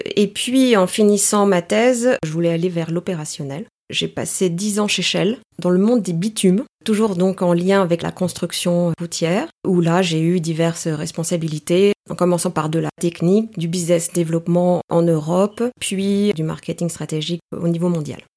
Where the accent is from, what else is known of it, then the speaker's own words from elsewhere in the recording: Paris, Île-de-France, France; first language Greek; French is a second language; je suis née euh, à Paris. Je dirais que je suis une euh, grecque parisienne ou une parisienne grecque